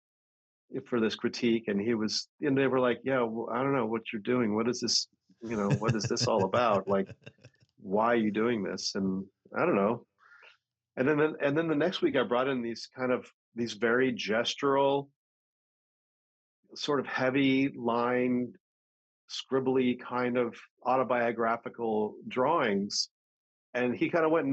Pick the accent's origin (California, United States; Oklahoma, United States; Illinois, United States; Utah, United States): California, United States; San Francisco Bay Area; growing up in the San Francisco Bay Area in the 60s and 70s